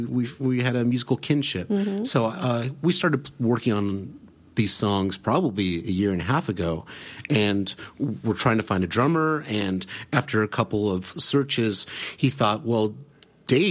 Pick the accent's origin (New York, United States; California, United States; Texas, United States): California, United States; Sacramento; I grew up in Sacramento